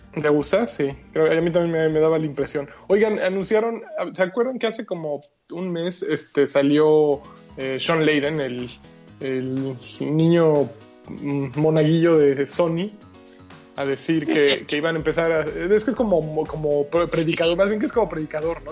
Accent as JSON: {"language": "Spanish", "country": "Mexico", "moved": "yes", "lives_now": "Germany", "said": "los mexicanos"}